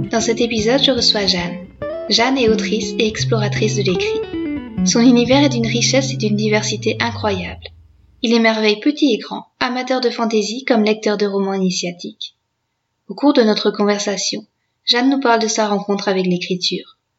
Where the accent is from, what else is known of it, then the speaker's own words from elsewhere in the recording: Brittany, France; moi je suis originaire de Bretagne